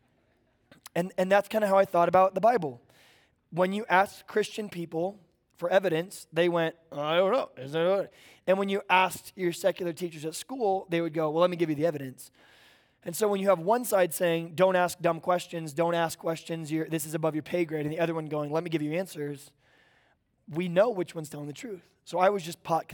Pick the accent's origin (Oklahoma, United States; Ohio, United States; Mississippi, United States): Oklahoma, United States; now in Bonsall, California, United States; I grew up in Oklahoma